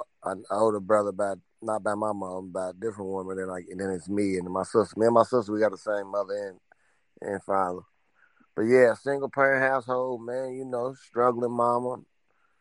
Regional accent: Louisville, Kentucky, United States; from Louisville, you know, Louisville, Kentucky

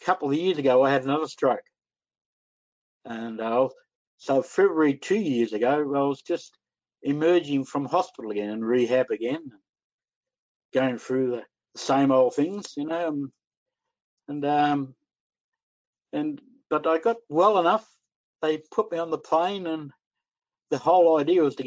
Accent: Australia

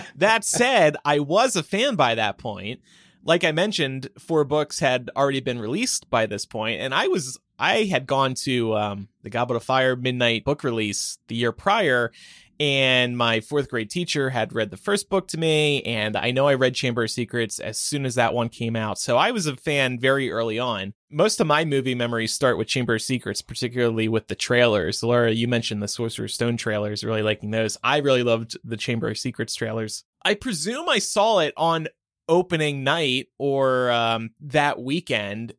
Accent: United States; we are American

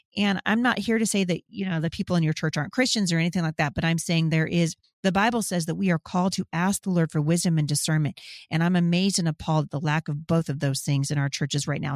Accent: Boring, Oregon, United States; I'm from Boring, Oregon, you guys. I'm from the country, and I like it that way

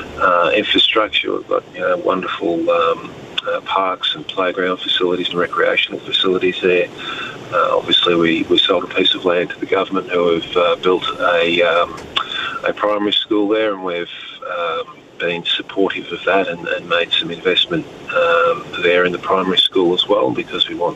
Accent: Australia; I am Australian

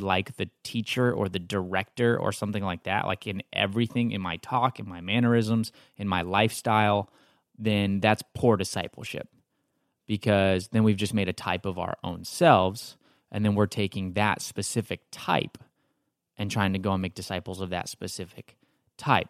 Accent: Texas, United States; now in Marietta, United States; I'm from Texas.

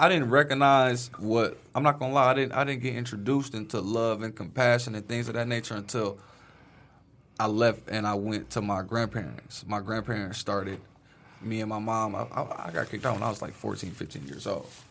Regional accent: Detroit, Michigan, United States; I grew up in Brightmoor

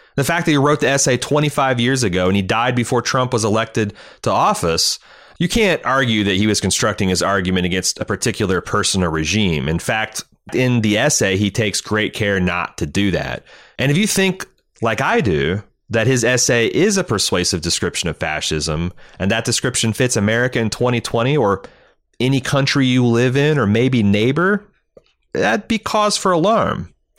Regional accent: Mooresville, Indiana, United States; my hometown of Mooresville, Indiana

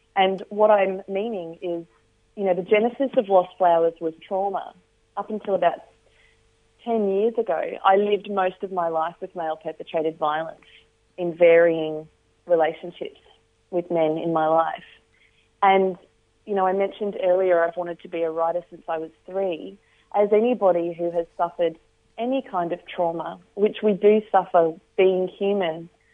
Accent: Australia; also born or lived in Northern Territory

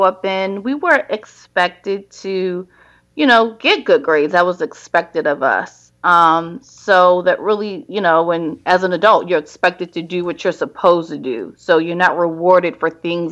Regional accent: Baltimore, Maryland, United States; Baltimore, my hometown

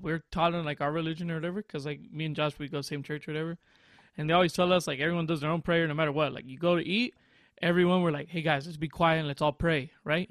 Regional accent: Santa Maria, California, United States; now in Georgia, United States; I'm from Santa Maria

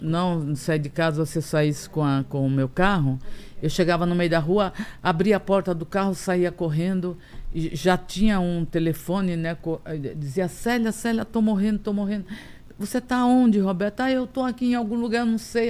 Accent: Tambaú, Paraíba, Brazil; eu nasci em Tambaú

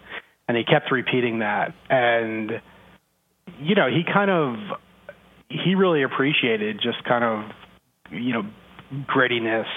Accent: New Jersey, United States; I'm originally from New Jersey

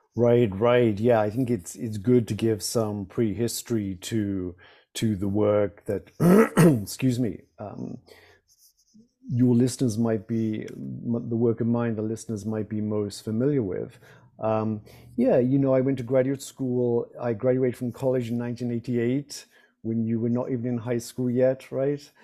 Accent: United Kingdom; moved away; not being American

